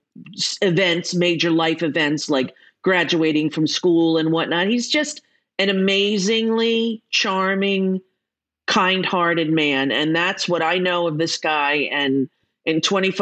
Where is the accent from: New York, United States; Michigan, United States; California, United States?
New York, United States; Commack; I was born in Commack, Long Island